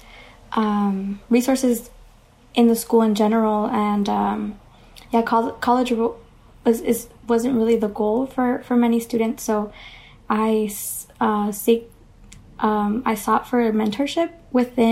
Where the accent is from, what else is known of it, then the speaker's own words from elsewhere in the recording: Los Angeles, California, United States; moved away; I'm originally from Los Angeles, specifically South Central, LA, which is a small neighborhood south of downtown